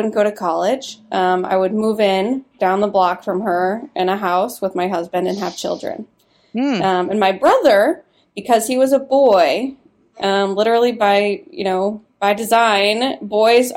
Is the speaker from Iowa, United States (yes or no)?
yes; Iowa, United States; moved away as an adult; also born or lived in Nebraska; now in Washington, United States; I was born in Nebraska. And then my parents got divorced when I was five, and we moved to Iowa when my mom got remarried. So grew up in like a very conservative pocket.